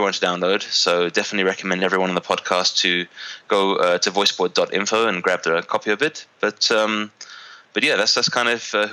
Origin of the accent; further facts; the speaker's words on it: London, United Kingdom; moved away as an adult; now in Armenia; I'm a British Armenian entrepreneur, originally from London, moved to Armenia about 5 years ago